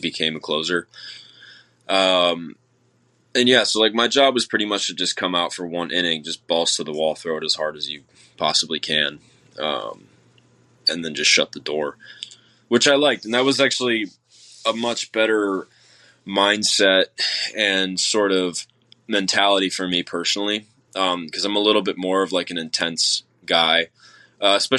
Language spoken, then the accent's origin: English; Chicago, Illinois, United States; growing up in Chicago, Illinois